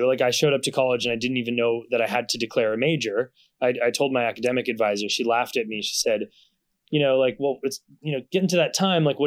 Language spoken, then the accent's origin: English; Concord, Massachusetts, United States; moved away; also born or lived in Brooklyn / California; where I grew up in Concord